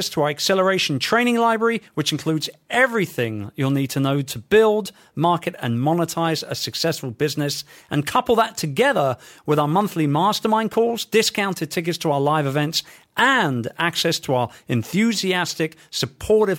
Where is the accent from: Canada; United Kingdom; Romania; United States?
United Kingdom; England; our motherland of England.